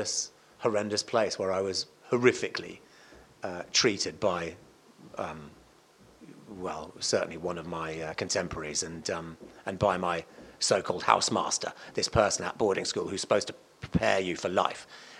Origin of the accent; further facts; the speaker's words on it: Cardiff, Wales, United Kingdom; moved away; also born or lived in Malvern; I was born in Cardiff.